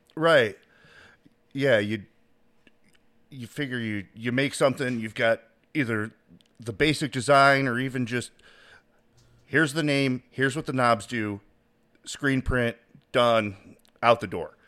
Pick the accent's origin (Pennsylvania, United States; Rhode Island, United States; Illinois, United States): Illinois, United States; Chicago; now in Indiana, United States; I grew up in the city of Chicago, but I live outside